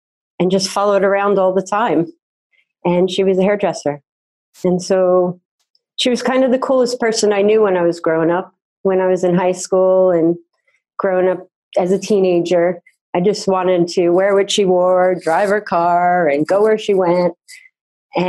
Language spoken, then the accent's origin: English; New Jersey, United States; I grew up in New Jersey